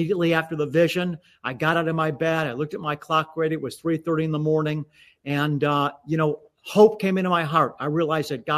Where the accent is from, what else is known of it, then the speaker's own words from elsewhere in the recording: Beachwood, Ohio, United States; I grew up in Beechwood, Ohio, which is an eastern suburb of Cleveland